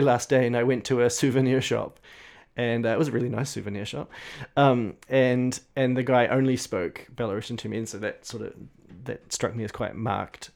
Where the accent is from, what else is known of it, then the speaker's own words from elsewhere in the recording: New Zealand; accent: New Zealand; in my New Zealand accent